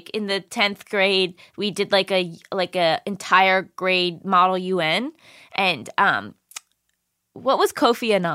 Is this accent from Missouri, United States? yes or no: no; Hollywood, Florida, United States; also born or lived in Fort Lauderdale; now in Los Angeles, United States; From my hometown, Hollywood, Florida, baby. Hollywood, Florida, literally where I grew up.